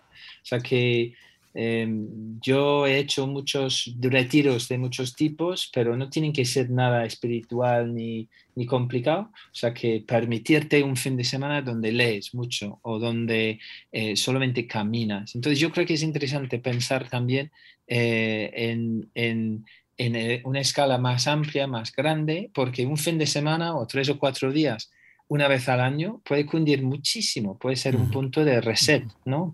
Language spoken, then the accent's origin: Spanish; England, United Kingdom; Spanish is a second language; now in Spain; yo soy inglés